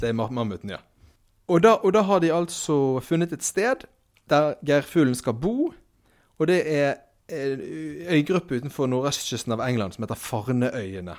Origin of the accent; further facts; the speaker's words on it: Bergen, Vestland, Norway; Jeg er fra Bergen